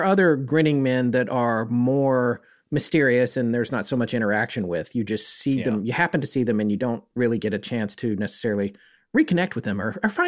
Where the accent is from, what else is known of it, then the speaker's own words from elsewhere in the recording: North Carolina, United States; The noted personal experience that you had in my home state, our home state of North Carolina, with a grinning man